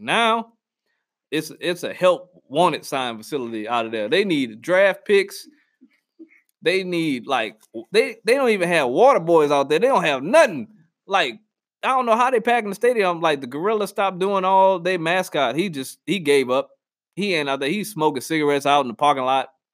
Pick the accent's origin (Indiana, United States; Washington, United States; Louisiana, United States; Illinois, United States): Louisiana, United States; New Orleans; moved away; I'm from New Orleans